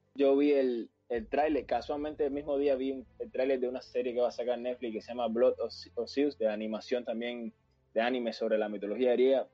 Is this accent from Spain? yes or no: no; Cuba; cuando era pequeño, sí, en Cuba